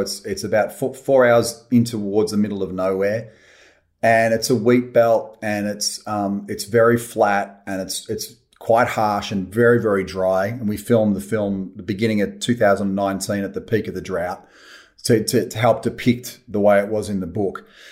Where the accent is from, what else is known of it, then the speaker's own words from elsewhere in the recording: Australia; I love being Australian.